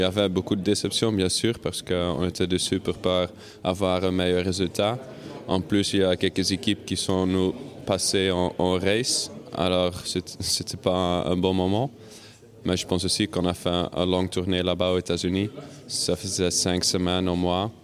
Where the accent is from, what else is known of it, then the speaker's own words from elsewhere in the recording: Hasselt, Flanders, Belgium; ici, chez moi à Celt